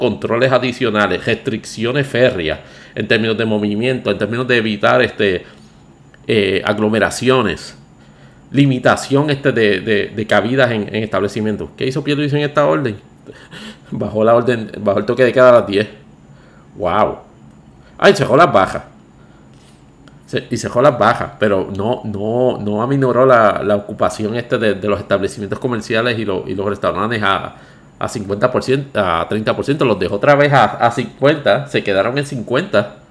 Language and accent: Spanish; Puerto Rico; como puertorriqueño